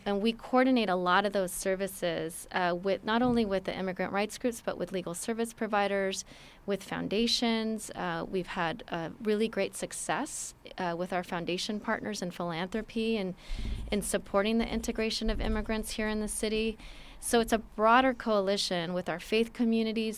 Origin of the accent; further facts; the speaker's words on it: Los Angeles, California, United States; I was born in Los Angeles